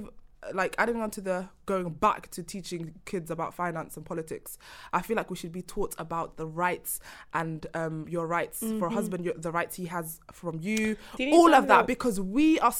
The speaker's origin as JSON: {"language": "English", "region": "London", "country": "United Kingdom", "said": "I'm from South London"}